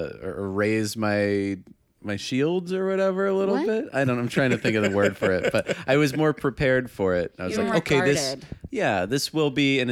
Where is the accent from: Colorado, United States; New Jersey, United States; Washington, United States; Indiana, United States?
New Jersey, United States; I'm from Jersey.